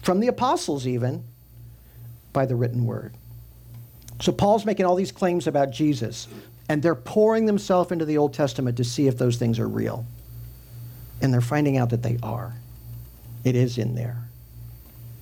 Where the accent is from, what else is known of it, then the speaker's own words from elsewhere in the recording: Midwest, United States; I grew up in the Midwest